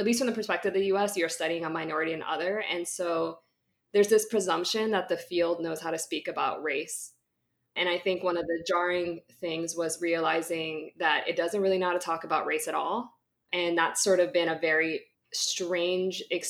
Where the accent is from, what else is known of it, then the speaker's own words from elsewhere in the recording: California, United States; I'm from California